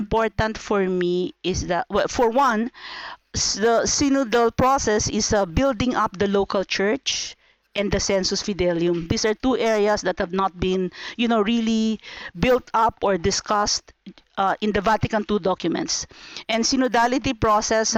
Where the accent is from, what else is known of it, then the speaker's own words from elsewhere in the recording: Philippines; I come from the Philippines.